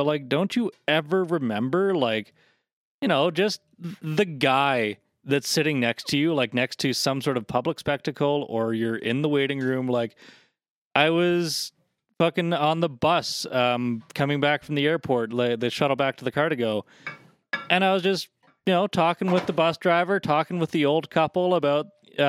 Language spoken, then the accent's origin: English; Nova Scotia, Canada; I came from Nova Scotia. We're relatively the same thing.